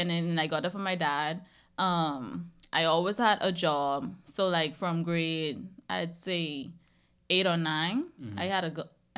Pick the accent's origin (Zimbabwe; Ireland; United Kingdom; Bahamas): Bahamas; moved away as an adult; now in United States; I grew up in a household with a mother and a father